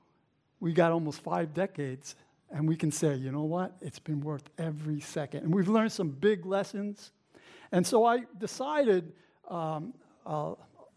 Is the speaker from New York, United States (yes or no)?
yes; New York City, New York, United States; also born or lived in Brooklyn; I was raised in the Bronx.